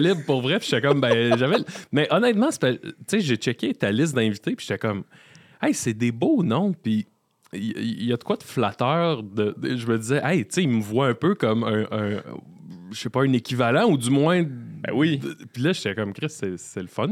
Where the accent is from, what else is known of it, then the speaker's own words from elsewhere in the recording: Salaberry-de-Valleyfield, Quebec, Canada; moved away as an adult; also born or lived in Sherbrooke; now in Montreal, Canada; après le cégep, j'ai quitté Valleyfield